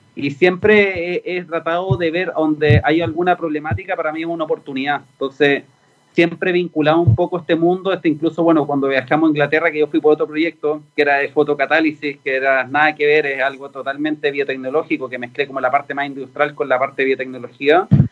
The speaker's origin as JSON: {"language": "Spanish", "country": "Chile", "said": "en Chile somos un mercado chiquitito piloto, que somos 20 millones"}